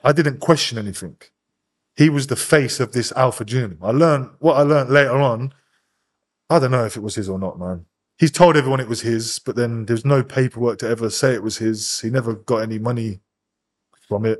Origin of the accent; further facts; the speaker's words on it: Northampton, East Midlands, United Kingdom; I'm from Northampton, but all my people were from Wellingborough